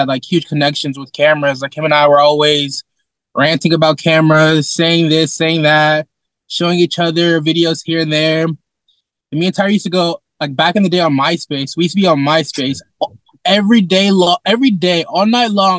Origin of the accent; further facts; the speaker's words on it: Sacramento, California, United States; I was born and raised here in Sacramento